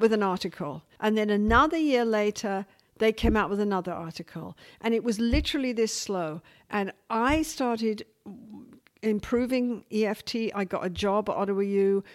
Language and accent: English; England, United Kingdom; now in Vancouver, Canada; as an English working class woman